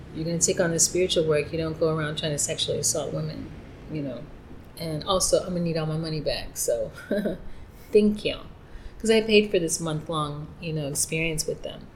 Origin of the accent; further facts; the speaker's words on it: New York, United States; moved away as an adult; now in Mérida, Mexico; I'm from New York